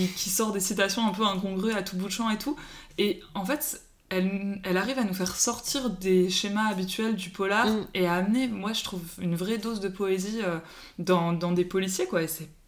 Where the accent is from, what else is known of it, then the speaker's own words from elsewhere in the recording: Paris, Île-de-France, France; Moi, j'ai grandi à Paris